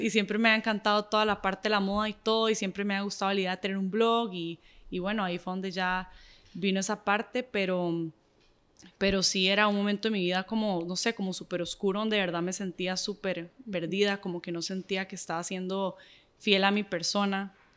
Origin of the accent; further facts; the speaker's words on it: Nicaragua; soy nicaragüense y soy súper orgullosa de ser nicaragüense